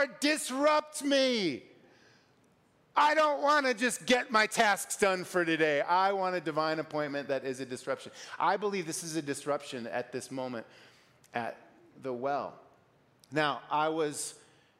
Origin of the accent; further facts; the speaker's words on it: Illinois, United States; moved away as an adult; now in Colorado, United States; I grew up in Illinois